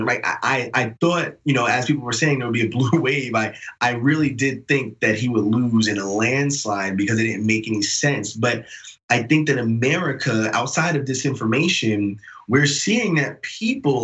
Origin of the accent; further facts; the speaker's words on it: New York City, New York, United States; I'm not only from New York, but I lived a long time in Queens. You know, I'm a New York City guy